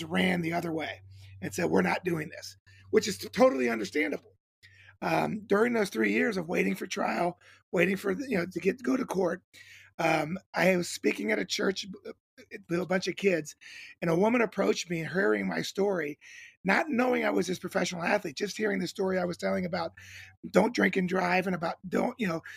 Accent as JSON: {"language": "English", "town": "Cincinnati", "region": "Ohio", "country": "United States", "tie": "born or raised there", "said": "I grew up in Cincinnati, Ohio"}